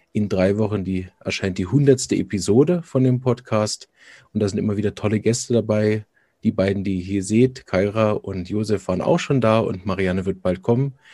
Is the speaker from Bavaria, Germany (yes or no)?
no; Berlin, Germany; now in Chur, Switzerland; Ich komme ursprünglich aus Berlin, arbeite und wirke aber in Kur in der Schweiz.